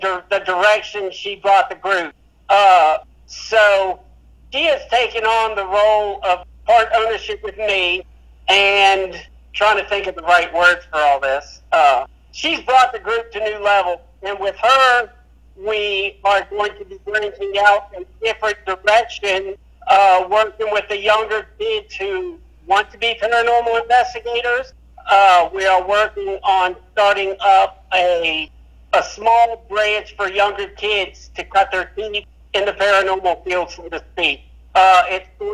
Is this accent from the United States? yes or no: yes; Fredericksburg, Virginia, United States; moved away; I'm originally from Fredericksburg, Virginia